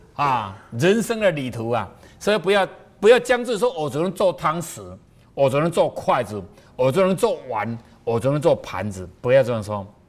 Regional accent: southern Taiwan, Taiwan; 因为我们南部的人哦，在那个喜宴的时候，最后一道都会出冰

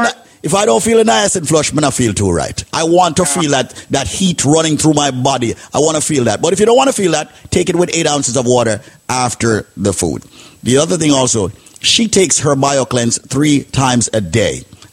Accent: Bronx, New York, United States; Bronx, New York, the second neighborhood that I grew up in.

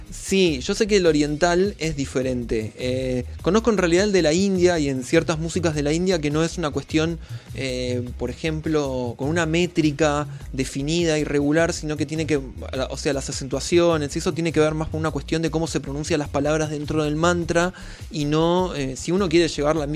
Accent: Rosario, Santa Fe, Argentina; mi ciudad natal, en Rosario, en la misma calle donde yo me crié

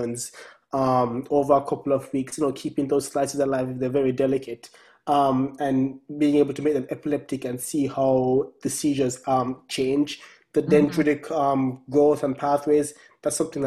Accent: Brown's Town, Saint Ann, Jamaica; moved away as an adult; now in United States; growing up in Brownstown

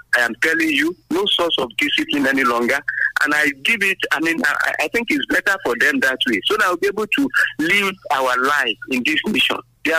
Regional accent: Abeokuta, Ogun State, Nigeria; I'm … from Abeokuta.

